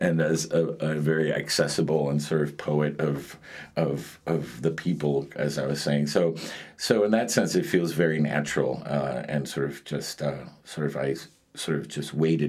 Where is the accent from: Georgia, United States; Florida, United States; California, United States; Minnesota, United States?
Florida, United States; Miami; also born or lived in Madrid, Spain / New York City, United States; My mother left Cuba 7 months pregnant with me, and I was born in Madrid, and 45 days after my birth, we emigrated to the United States. And when we were four, we moved from New York City to Miami.